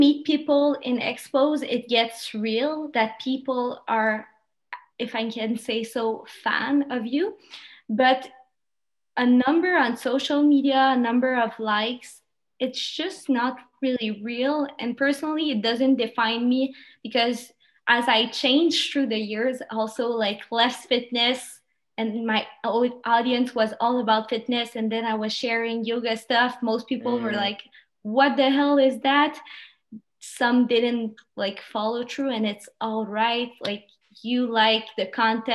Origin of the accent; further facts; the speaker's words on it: Quebec, Canada; first language French; English is a second language; the culture we have here in Canada, Quebec